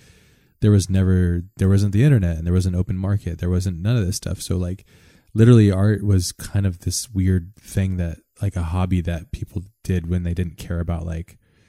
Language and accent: English; Hawaii, United States; growing up in Hawaii